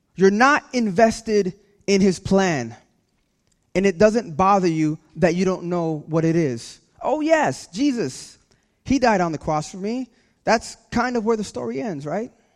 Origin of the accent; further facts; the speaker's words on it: California, United States; now in New Jersey, United States; I'm from California